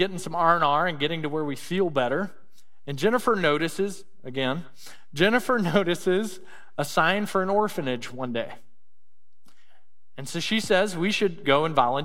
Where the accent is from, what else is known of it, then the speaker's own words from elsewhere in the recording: Mississippi, United States; moved away as an adult; Growing up in Mississippi, you know, probably the most impoverished state in our nation